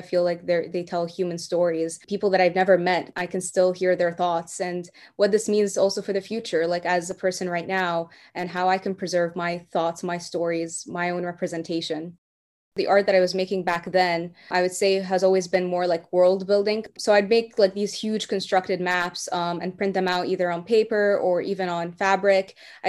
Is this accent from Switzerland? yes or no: no; Qatar; also born or lived in Belfort, France / Egypt; I was born in Belfort, France, but I'm Egyptian. But then after, being born in France, I went to Egypt for a while, to a French school there, and then to Qatar, where that's where I grew up.